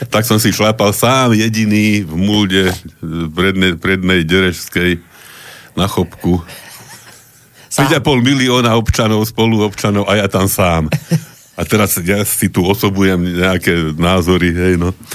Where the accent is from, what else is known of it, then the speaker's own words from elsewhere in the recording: Trnava, Trnava Region, Slovakia; však viete, že ja som Trnavčan, no, mm-hmm. dušou. No a Trnava vyhrala ten pohár